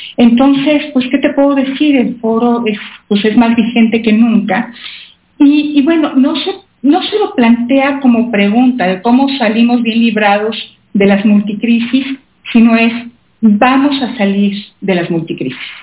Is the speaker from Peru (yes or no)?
no; Mexico; como mexicana orgullosa